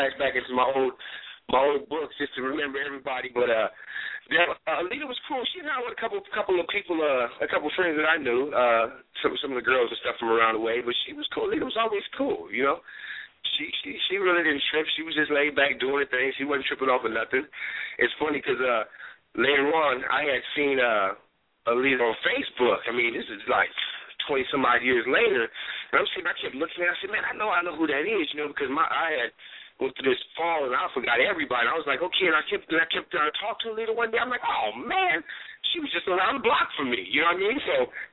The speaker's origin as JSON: {"language": "English", "town": "Seaside", "region": "California", "country": "United States", "tie": "born or raised there", "said": "he went to Seaside just like I did, Seaside High."}